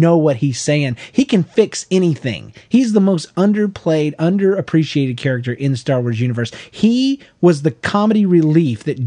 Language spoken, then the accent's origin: English; Florida, United States; moved away; I'm from Florida